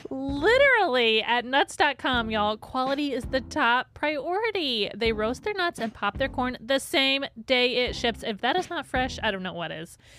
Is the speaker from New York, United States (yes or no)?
no; St. Joseph, Michigan, United States; Saint Joe, my hometown that I grew up in.